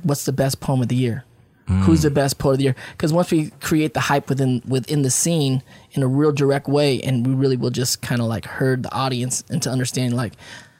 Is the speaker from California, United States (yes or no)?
yes; Paramount, California, United States; also born or lived in San Francisco Bay Area, California; I grew up in Paramount out here. So we was from the hood.